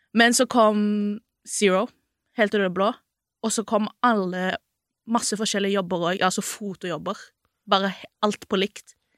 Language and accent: Norwegian; Sandnes, Rogaland, Norway; moved away as an adult; now in Oslo, Norway; jeg er jo egentlig fra Sandnes.